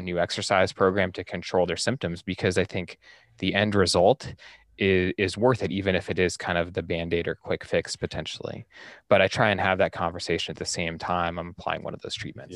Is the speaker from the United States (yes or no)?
yes; Central Oregon, United States; moved away as an adult; also born or lived in Salt Lake City, Utah; I'm from Central Oregon originally, so it was always kinda my idea to try and get back to, to Central Oregon